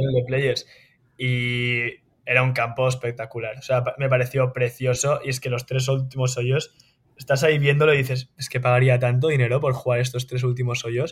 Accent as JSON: {"language": "Spanish", "country": "Spain", "moved": "as an adult", "lives_now": "United States", "said": "somos españoles, también ganamos como españoles"}